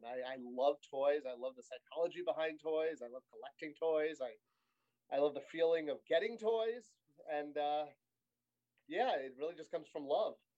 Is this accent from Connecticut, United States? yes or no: yes; Connecticut, United States; I grew up in Connecticut